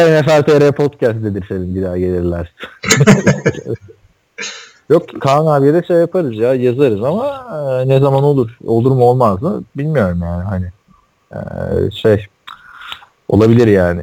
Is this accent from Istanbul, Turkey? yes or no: yes; Istanbul, Turkey; International Hospital'a, Bakırköy'deki. Daha sonra orada doğdum ben